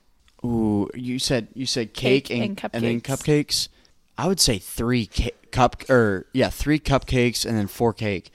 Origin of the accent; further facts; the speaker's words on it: Indiana, United States; I'm from Indiana.